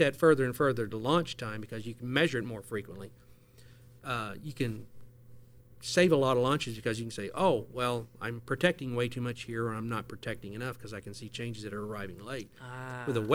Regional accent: Oklahoma, United States; moved away as an adult; also born or lived in Amarillo, Texas; now in Houston, United States; I grew up in Oklahoma

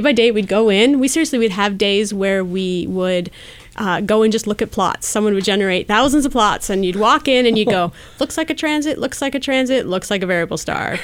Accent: Wisconsin, United States; moved away as an adult; also born or lived in North Carolina / Colorado; now in Bay Area, United States; I grew up in Wisconsin

